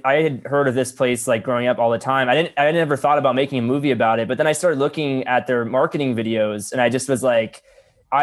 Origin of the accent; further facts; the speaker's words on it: Florida, United States; I'm from Florida